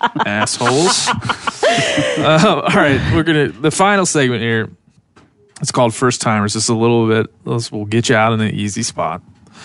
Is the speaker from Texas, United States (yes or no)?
no; Western Maryland, United States; moved away; I grew up in Western Maryland. Basically, I mean, we could walk to the Pennsylvania border